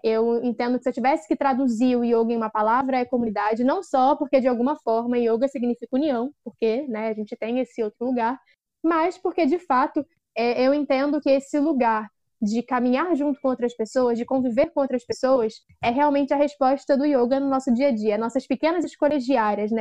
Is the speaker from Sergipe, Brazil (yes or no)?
no; Duque de Caxias, Rio de Janeiro, Brazil; Sou uma jovem negra de Duque de Caxias